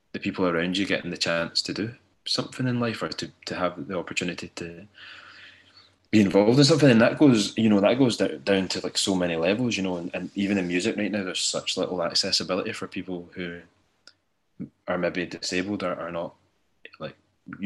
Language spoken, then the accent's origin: English; Ayrshire, Scotland, United Kingdom; I grew up in Ayrshire and it's a very working class area